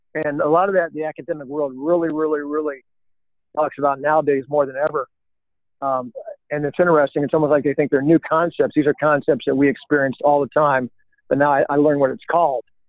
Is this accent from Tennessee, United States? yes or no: no; Colorado Springs, Colorado, United States; moved away as an adult; I grew up in Colorado.